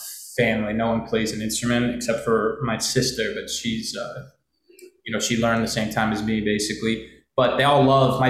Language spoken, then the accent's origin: English; New York City, New York, United States; also born or lived in Brooklyn; a native New Yorker